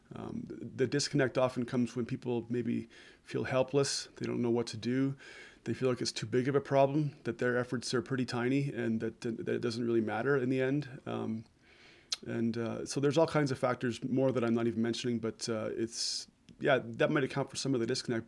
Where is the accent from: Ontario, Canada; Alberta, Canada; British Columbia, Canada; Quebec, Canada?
Alberta, Canada; Southern; I'm from Southern Alberta and I'm, I'm only in my 40s